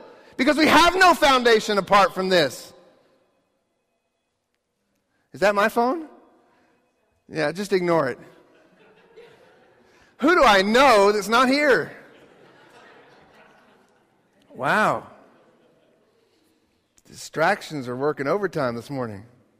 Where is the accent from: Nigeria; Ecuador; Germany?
Ecuador; you guys knew I grew up in Ecuador, and one of a very life-changing experience for me was to go to the Galapagos Islands in Ecuador